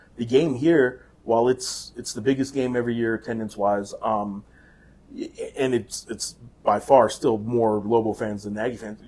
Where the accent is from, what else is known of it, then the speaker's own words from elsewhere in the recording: Santa Fe, New Mexico, United States; I was born in Santa Fe up the road.